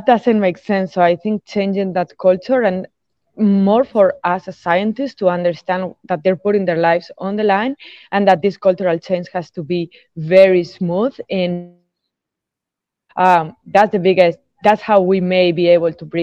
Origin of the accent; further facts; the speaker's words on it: Spain; now in Tampa, United States; I'm originally from Spain